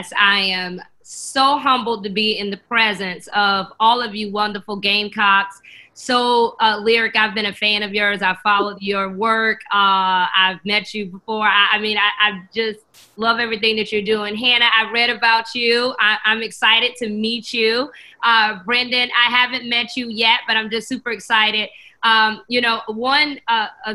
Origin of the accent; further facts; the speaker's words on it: Johnsonville, South Carolina, United States; I am from Johnsonville, South Carolina